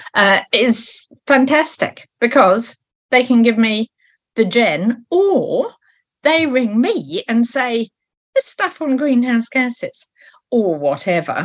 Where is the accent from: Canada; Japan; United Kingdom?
United Kingdom; now in New Zealand; I am British and I'm the daughter of a British Royal Naval officer